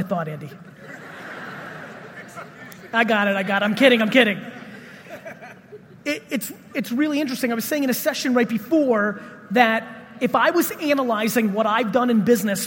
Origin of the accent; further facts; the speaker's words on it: Russia; I was born in Russia